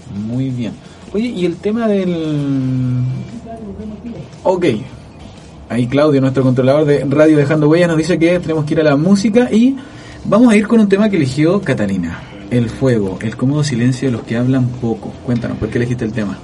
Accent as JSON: {"language": "Spanish", "country": "Chile", "said": "somos chilenos"}